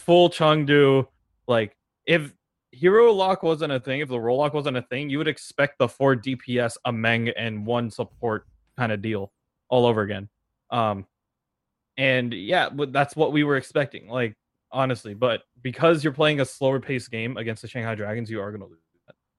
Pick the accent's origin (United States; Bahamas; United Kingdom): United States; San Francisco, California; I'm, I'm from San Francisco